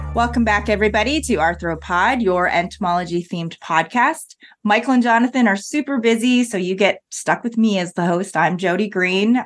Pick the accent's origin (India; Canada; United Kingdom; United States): Canada; moved away; being Canadian